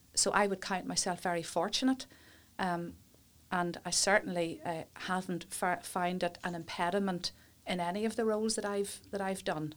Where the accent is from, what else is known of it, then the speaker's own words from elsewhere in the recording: Warrenpoint, Northern Ireland, United Kingdom; also born or lived in Coleraine / England / Newry; born and brought up in Warren Point